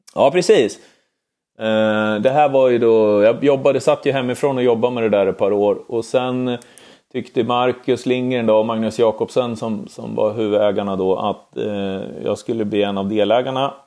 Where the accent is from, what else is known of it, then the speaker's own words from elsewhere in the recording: Örebro, Örebro County, Sweden; när vi flyttade från, från Adolfsberg in till, till Ladugårdsängen som det heter i Örebro, det gjorde vi 1992